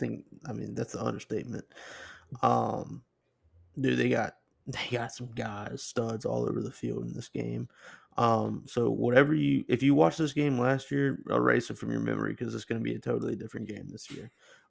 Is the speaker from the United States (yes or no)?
yes; Baton Rouge, Louisiana, United States; I grew up in Baton Rouge.